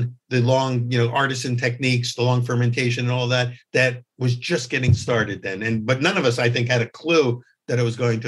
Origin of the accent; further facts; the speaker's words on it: Philadelphia, Pennsylvania, United States; moved away; We're both from the Philadelphia area